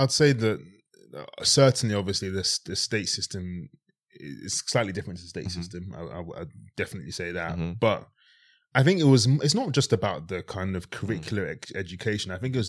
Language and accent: English; Harlesden, London, United Kingdom; also born or lived in Worcestershire; went from growing up in Harlesden to going to boarding school in Worcestershire.